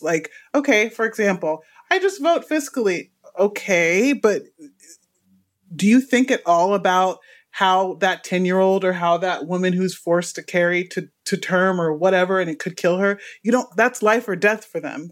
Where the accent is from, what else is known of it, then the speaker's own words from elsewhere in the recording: Houston, Texas, United States; now in Los Angeles, United States; I'm from Texas, by the way, Houston, Texas